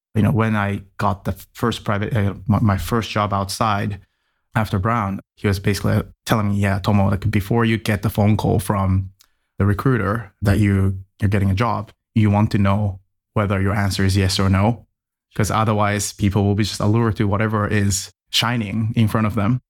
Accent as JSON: {"language": "English", "region": "Tokyo", "country": "Japan", "tie": "born or raised there", "also_born_or_lived": "United States", "moved": "as an adult", "said": "I was born in Tokyo and spent about 20 years in Japan before going anywhere else in the world. And as a kid, I was raised as a typical Japanese kid"}